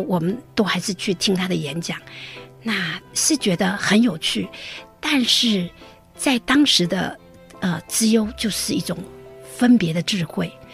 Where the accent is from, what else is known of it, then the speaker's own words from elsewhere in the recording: Taipei, Taiwan; moved away as an adult; also born or lived in United States; now in Taichung, Taiwan; 我原来是台北人